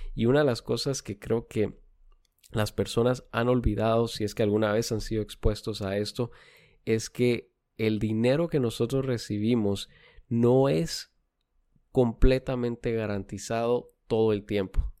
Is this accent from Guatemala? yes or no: yes; Guatemala; now in San Antonio, United States; yo nacido y crecido en Guatemala